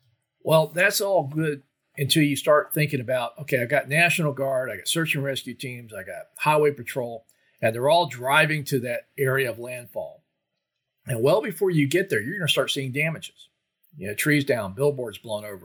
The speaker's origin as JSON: {"language": "English", "region": "Florida", "country": "United States", "tie": "born or raised there", "said": "growing up in Florida"}